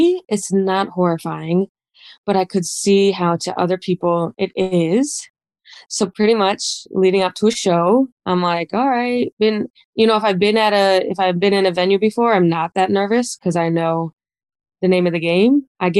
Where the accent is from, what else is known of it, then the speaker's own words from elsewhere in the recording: Buffalo, New York, United States; moved away as an adult; now in New York City, United States; I'm from Buffalo, New York. It's like 7 hours from the city. It's very cold. I moved to New York 6 years ago this past summer for a job.